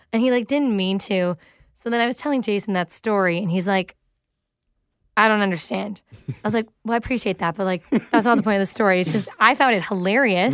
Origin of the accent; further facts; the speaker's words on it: Mississauga, Ontario, Canada; in Streetsville. which is, you know, the area I literally grew up